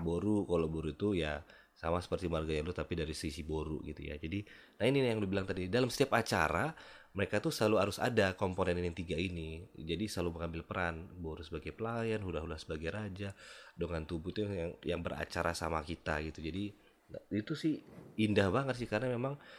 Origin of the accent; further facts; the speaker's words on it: Medan, North Sumatra, Indonesia; gue nih lahir besar di Medan